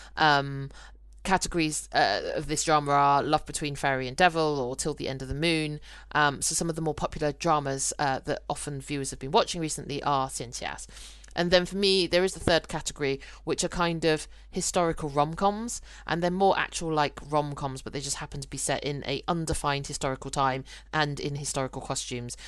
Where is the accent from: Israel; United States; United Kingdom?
United Kingdom; I'm I'm British born Chinese